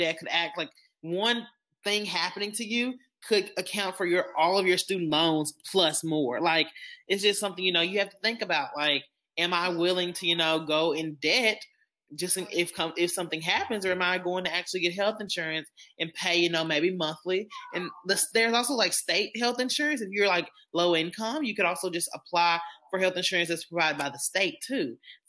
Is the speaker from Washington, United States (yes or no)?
no; Arkansas, United States; We're some good old Arkansans.